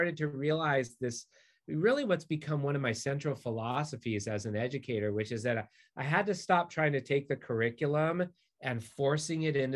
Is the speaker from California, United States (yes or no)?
yes; Southern California, United States; I also grew up in Southern California